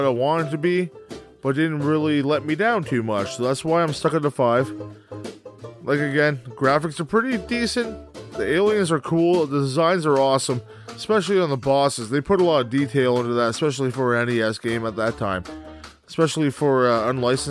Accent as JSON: {"language": "English", "country": "Canada", "said": "I am Canadian"}